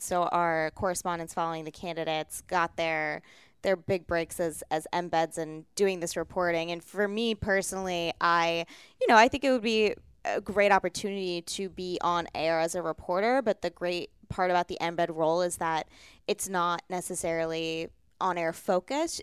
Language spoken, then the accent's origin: English; just outside of Baltimore, Maryland, United States; moved away as an adult; also born or lived in New York / Los Angeles; I was born and raised just outside of Baltimore, Maryland